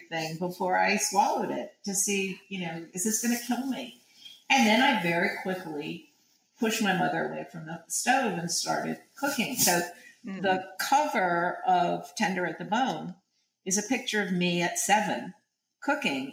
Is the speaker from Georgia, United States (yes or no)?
no; New York City, New York, United States; I grew up in Greenwich Village. I grew up on 10th Street